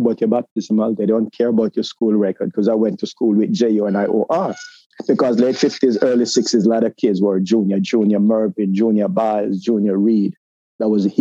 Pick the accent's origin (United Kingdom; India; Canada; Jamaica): Jamaica; moved away as an adult; now in United States; growing up in Jamaica, I think I found my identity